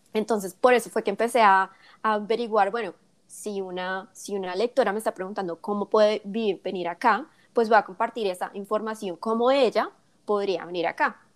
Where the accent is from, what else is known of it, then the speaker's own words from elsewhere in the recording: Colombia; also born or lived in South Korea; now in United States; mis, experiencias como colombiana viviendo en Estados Unidos